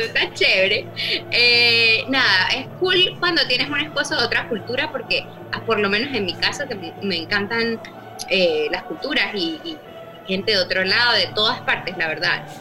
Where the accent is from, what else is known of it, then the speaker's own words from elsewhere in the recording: Venezuelan Andes, Venezuela; yo soy gocha.